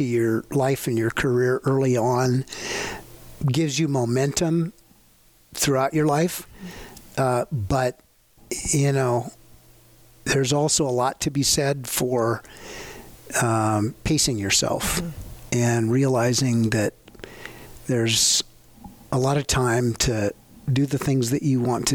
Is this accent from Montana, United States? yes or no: yes; the Flathead, Montana, United States; I grew up in the Flathead